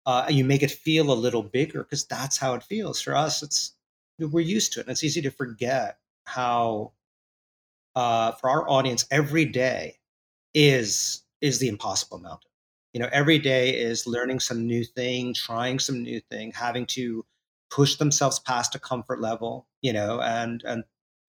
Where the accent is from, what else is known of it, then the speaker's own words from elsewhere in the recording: New York City, New York, United States; growing up in New York City in that era